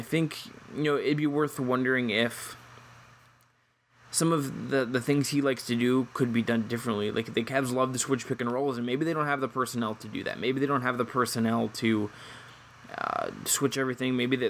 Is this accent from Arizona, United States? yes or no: no; Cleveland, Ohio, United States; I grew up in Cleveland.